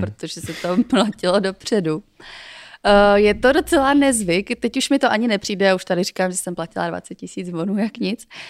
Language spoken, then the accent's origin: Czech; Czechia; U nás je jako populární spíš kuřecí prso